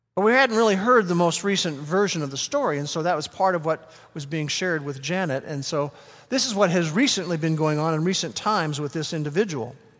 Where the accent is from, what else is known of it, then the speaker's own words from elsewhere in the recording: Norman, Oklahoma, United States; first language English; I grew up in this part of the world